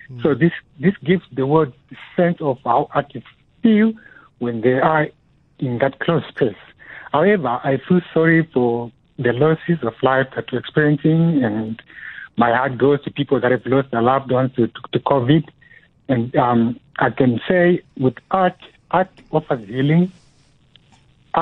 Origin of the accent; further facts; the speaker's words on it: Zimbabwe; moved away as an adult; now in South Africa; I'm originally from Zimbabwe and I moved to South Africa because of the political situation in Zimbabwe